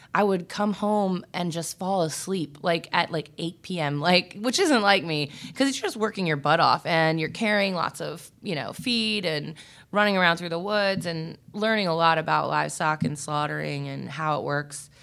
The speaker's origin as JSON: {"language": "English", "town": "Richmond", "region": "Virginia", "country": "United States", "tie": "born or raised there", "also_born_or_lived": "Warsaw, Virginia / Northern Neck, Virginia", "said": "I'm from Richmond. Um, I grew up here and on the Northern Neck where my mother's side of the family is from. So, Richmond and Warsaw, Virginia"}